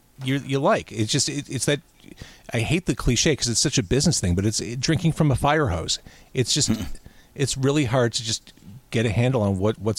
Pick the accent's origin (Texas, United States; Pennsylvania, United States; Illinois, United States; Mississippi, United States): Illinois, United States; Chicago; also born or lived in Skokie, Illinois; I grew up in Chicago, in Rogers Park, Edgewater. Born at Edgewater Hospital